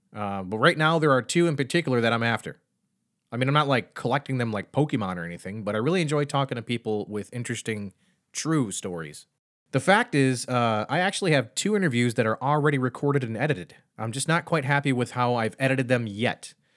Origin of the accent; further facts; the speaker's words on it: Michigan, United States; now in Pennsylvania, United States; I grew up in Michigan